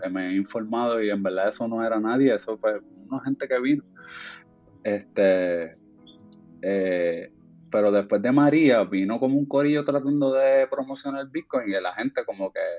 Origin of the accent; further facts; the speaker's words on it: Puerto Rico; moved away; yo me fui por ahí de Puerto Rico hace 10 años y pues a, hacer, tratar de hacer cine y otras cosas